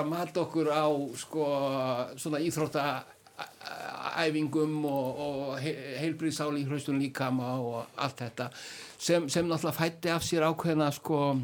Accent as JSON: {"language": "Icelandic", "country": "Iceland", "said": "við erum sko Íslendingar"}